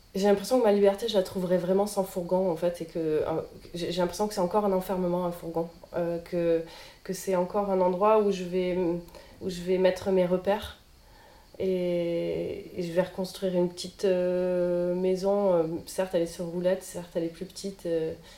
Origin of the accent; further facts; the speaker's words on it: Marseille, Provence-Alpes-Côte d'Azur, France; je suis une Marseillaise née à Marseille et grandie à Marseille